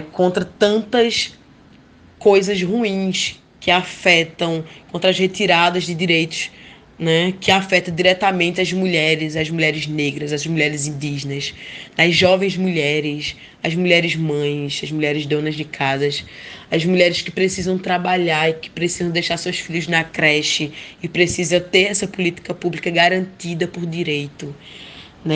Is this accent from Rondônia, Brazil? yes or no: no; Bom Jardim, Pernambuco, Brazil; also born or lived in Surubim; sou natural da cidade de Bom Jardim, onde eu passei parte da minha infância na zona rural com a minha família